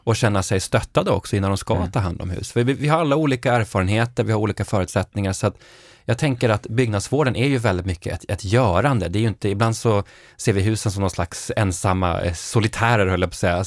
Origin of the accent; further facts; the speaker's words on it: Norrbotten County, Sweden; Jag är uppvuxen i Norrbotten